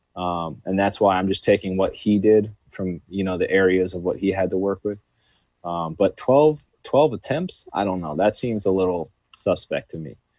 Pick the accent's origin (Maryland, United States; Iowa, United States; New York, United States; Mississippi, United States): New York, United States; being from New York